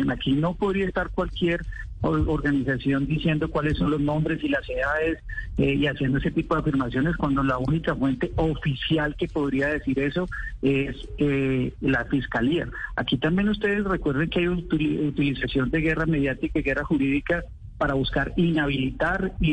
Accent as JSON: {"language": "Spanish", "country": "Colombia", "said": "yo me hago como, como colombiano"}